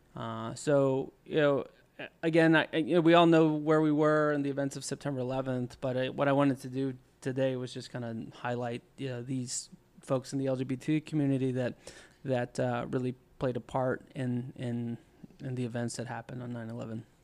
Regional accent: College Station, Texas, United States; I was a boy in College Station, Texas

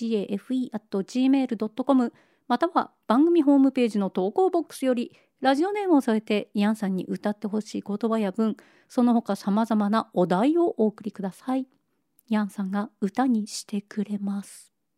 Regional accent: Niigata, Japan; moved away; 雪深い新潟で育った

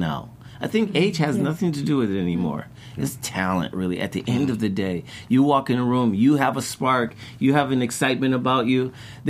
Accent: Chicago, Illinois, United States; growing up in Chicago.

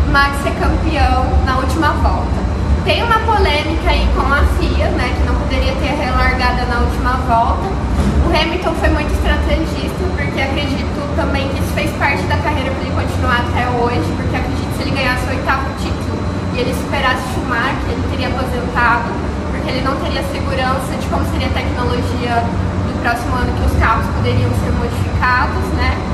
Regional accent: Brazil; como brasileiro

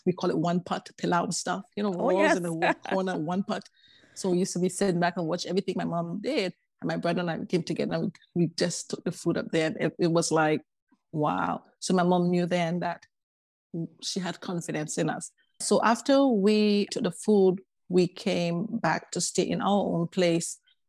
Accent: Tobago, Trinidad & Tobago; Well, you know, we Caribbean people, we have to talk about all the treats that go with the Caribbean, the beautiful beaches, the warmth of the island people and all that. For me, I was raised by a single mom.

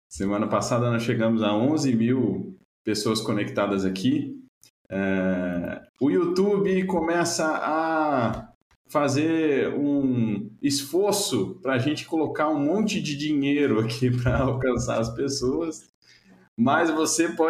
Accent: Belo Horizonte, Minas Gerais, Brazil; born there; now in São Paulo, Brazil; eu nasci em Belo Horizonte, mas quando eu tô aqui em São Paulo, o pessoal acha que eu sou meio mineiro. Quando eu tô lá em Belo Horizonte, eles acham que eu sou meio paulista.

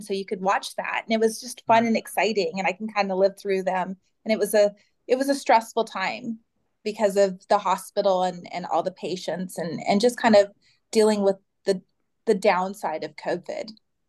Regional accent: Phoenix, Arizona, United States; I am born and raised in Phoenix, Arizona, and I'm 46.

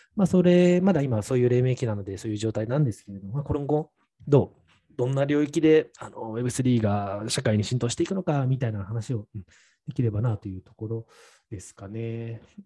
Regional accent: Naha, Okinawa, Japan; もう僕も地元の那覇というか、いつもはもう本当に毎週末飲んでいた那覇

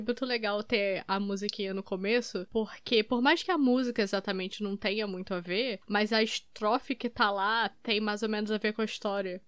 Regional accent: Três Rios, Rio de Janeiro, Brazil; born or raised there

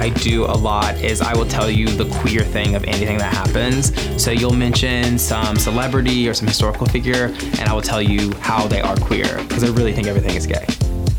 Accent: Tennessee, United States; We're both from Tennessee.

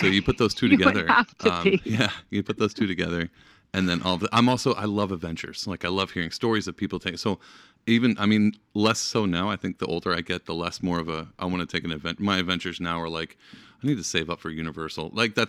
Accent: East Texas, United States; moved away as an adult; now in Albany, United States; I've lived in Albany for, not consecutively, but 7 years total now. Me and my wife moved up here in 2011, and we're from small town, Texas, East Texas.

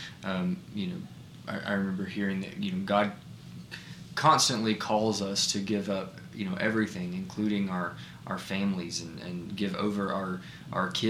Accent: United States; as an American

